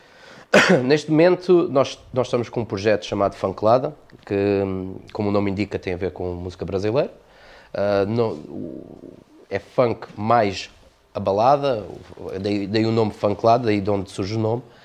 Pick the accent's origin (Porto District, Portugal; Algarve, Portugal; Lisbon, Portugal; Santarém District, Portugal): Algarve, Portugal; Almancil; also born or lived in Montijo; eu sou de, do, do Montijo, mas vivo cá desde, desde pequenino, portanto sou, sou algarvio